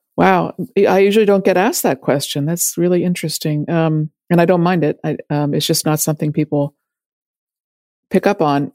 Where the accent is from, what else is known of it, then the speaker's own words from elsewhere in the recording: Washington, District of Columbia, United States; when I was growing up in Washington in the 70s, 60s, and 70s